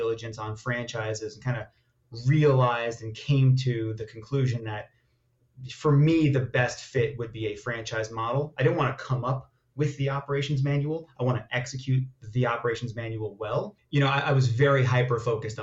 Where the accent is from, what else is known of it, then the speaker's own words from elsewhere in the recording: Long Island, New York, United States; also born or lived in Israel; I am an Israeli immigrant, moved to America, to Long Island, New York, when I was about 2.5 years old